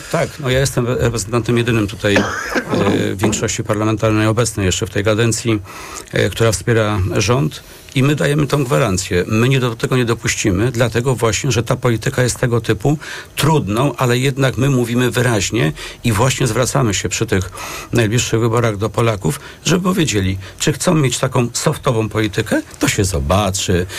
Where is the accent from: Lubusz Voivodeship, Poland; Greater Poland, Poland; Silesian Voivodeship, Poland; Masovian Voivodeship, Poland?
Masovian Voivodeship, Poland; jestem akurat z Mazowsza